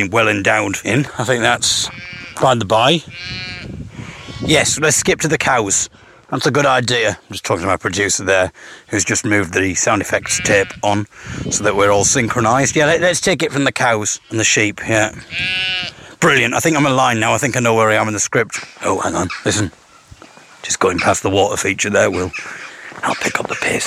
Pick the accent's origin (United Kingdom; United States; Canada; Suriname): United Kingdom; Teesside, North East England; now in Sheffield, United Kingdom; I'm from Teesside originally.